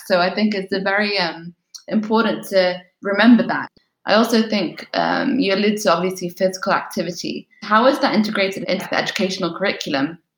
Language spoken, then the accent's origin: English; United Kingdom; my hometown here in the UK